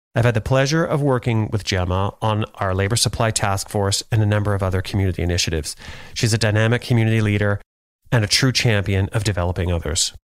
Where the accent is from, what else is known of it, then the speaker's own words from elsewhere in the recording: Thunder Bay, Ontario, Canada; moved away; also born or lived in Calgary; I grew up in Thunder Bay, Northwestern Ontario